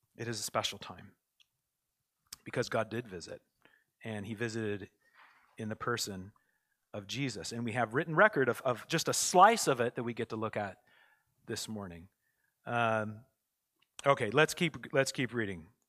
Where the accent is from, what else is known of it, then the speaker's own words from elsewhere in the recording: United States; now in Canada; I'm American also